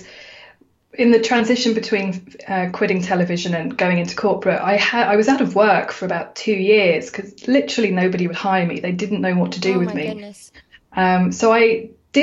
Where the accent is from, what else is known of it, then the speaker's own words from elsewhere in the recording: United Kingdom; I'm a Brit, I'm a girl